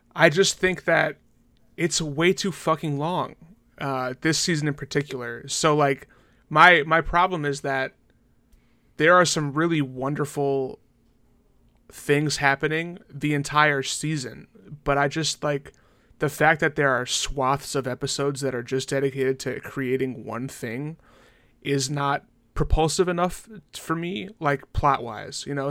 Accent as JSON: {"language": "English", "country": "United States", "said": "I am from America"}